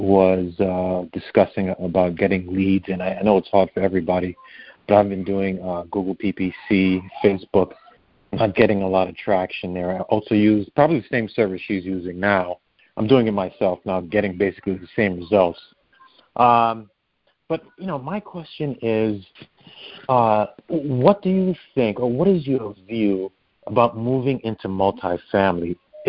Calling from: Connecticut, United States; Good, good. Good, thanks. Connecticut.

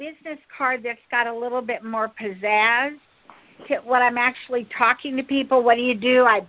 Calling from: California, United States; I'm calling you from California.

